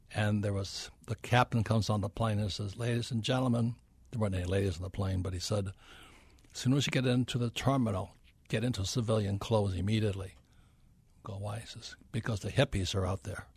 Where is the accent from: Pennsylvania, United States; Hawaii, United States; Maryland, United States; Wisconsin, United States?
Hawaii, United States; Hilo; moved away as an adult; also born or lived in New York City; I'm from Hilo, Hawaii, where nobody's ever heard of it